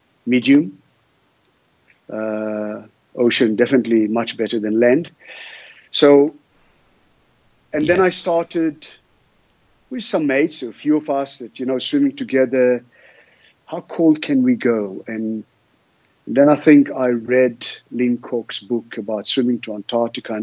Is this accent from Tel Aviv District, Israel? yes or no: no; Sea of Galilee, Northern District, Israel; now in Cape Town, South Africa; I grew up in the Sea of Galilee, below sea level, in a very hot environment.